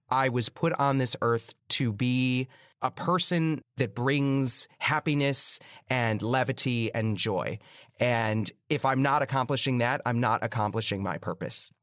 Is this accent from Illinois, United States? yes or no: yes; Chicago, Illinois, United States; moved away as an adult; now in New York City, United States; I grew up in Chicago. It's not a small town, but it's not New York City.